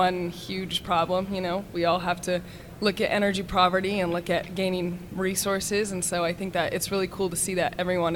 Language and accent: English; Pueblo, Colorado, United States; I'm originally from Pueblo, Colorado.